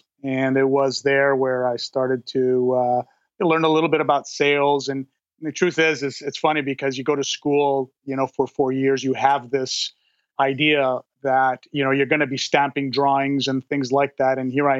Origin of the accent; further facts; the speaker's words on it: Montreal, Quebec, Canada; moved away as an adult; now in Calgary, Canada; I was born and raised in Montreal, and most of my youth and growing up was in Montreal. I went to university there. I graduated in mechanical engineering at the University of Concordia.